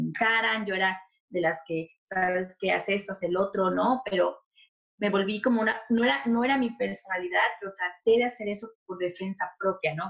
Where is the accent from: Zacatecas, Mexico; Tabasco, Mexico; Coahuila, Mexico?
Tabasco, Mexico; moved away as an adult; also born or lived in Chilpancingo, Guerrero, Mexico; now in Toronto, Canada; realmente nací en Guerrero, Chilpancingo, Guerrero, pero me crié en Tabasco